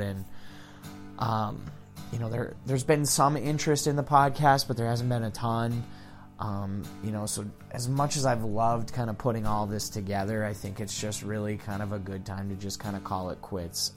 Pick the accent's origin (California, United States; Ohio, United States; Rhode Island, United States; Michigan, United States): Michigan, United States; Kingsford; also born or lived in Ishpeming, Michigan; moving back to my hometown. My girlfriend and I moved back to Kingsford